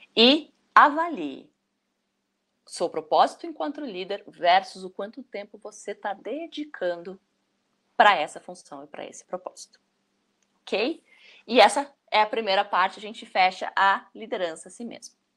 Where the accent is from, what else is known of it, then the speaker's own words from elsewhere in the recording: Brazil; Nós, como brasileiros